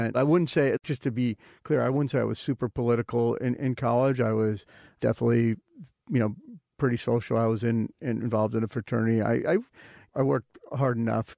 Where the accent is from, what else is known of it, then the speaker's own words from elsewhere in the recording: Wilmette, Illinois, United States; moved away; where I grew up in Wilmette, Illinois, is quite similar to Mercer Island